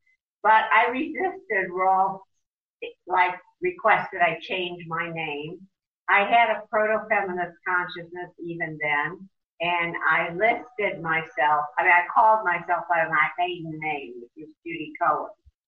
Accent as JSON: {"language": "English", "town": "Chicago", "region": "Illinois", "country": "United States", "also_born_or_lived": "Los Angeles", "accent": "Chicago", "moved": "as an adult", "said": "I arrived in Los Angeles to go to college at UCLA with nothing but my talent and my Chicago accent, because I came from a very modest background."}